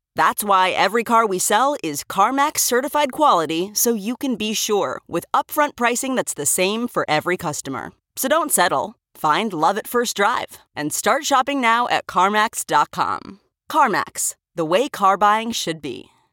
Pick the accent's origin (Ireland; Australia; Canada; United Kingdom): Australia; accent: Australian; now in Los Angeles, United States; I was Australian